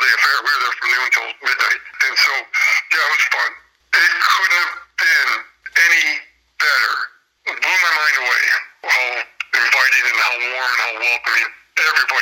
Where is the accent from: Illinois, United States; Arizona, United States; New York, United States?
Illinois, United States; Peru; also born or lived in Chicago; a friend I grew up with here in Peru